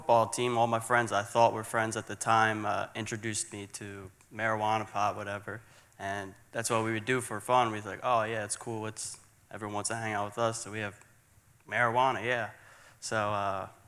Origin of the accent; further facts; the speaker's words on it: Philadelphia, Pennsylvania, United States; I'm from Philadelphia, Pennsylvania. I grew up in a church exactly kind of this size